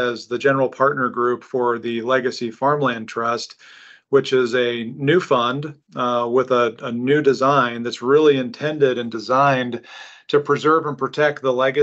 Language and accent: English; Omaha, Nebraska, United States; born and raised in Omaha